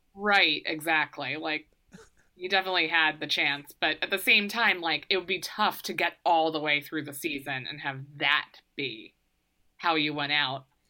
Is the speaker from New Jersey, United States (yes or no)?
no; Maryland, United States; now in New York, United States; I'm from Maryland